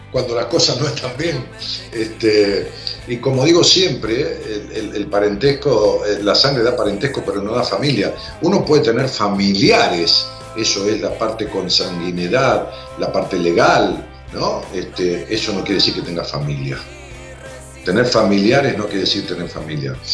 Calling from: Los Polvorines, Buenos Aires Province, Argentina; de Polvorines.

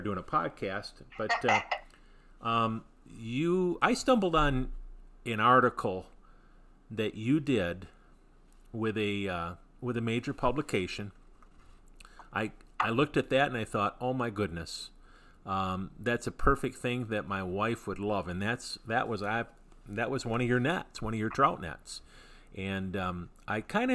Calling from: Michigan, United States; I'm calling from Michigan

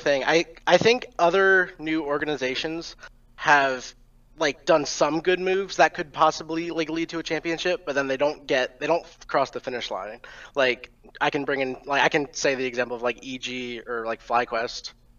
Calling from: Atlanta, Georgia, United States; I am calling from Atlanta, Georgia.

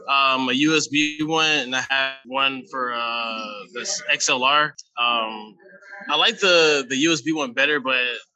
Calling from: Tennessee, United States

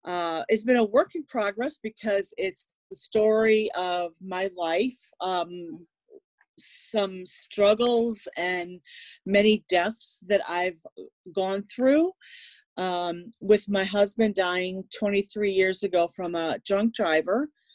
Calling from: Chicago, Illinois, United States; In Illinois, in the United States. Okay. I'm coming from Chicago area.

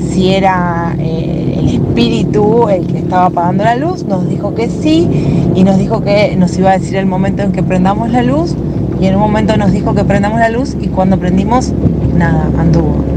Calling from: Lanús, Buenos Aires Province, Argentina; Soy … de Lanús.

